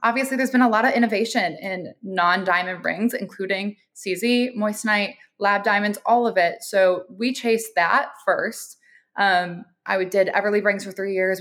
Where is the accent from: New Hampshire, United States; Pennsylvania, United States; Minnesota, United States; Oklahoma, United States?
Minnesota, United States; Minneapolis; I'm originally a Midwest girl. I'm from Minneapolis, Minnesota